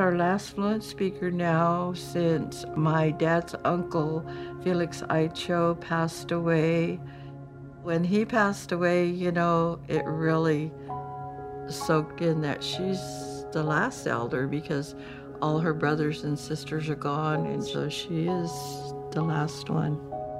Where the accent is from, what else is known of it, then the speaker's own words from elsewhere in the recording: Woodlake, California, United States; first language English; I'm from Woodlake, California. When I was growing up, I spoke English.